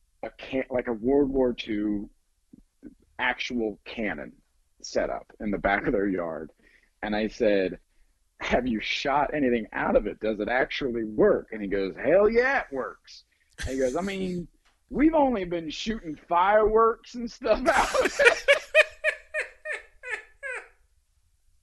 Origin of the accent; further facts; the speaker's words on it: Ohio, United States; now in Hollywood, United States; I grew up in Ohio, right, a little town.